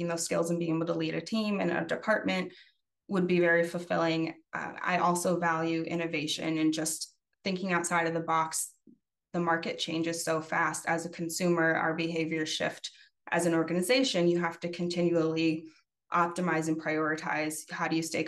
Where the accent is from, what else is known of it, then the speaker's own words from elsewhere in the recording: Chicago, Illinois, United States; I'm actually from Chicago.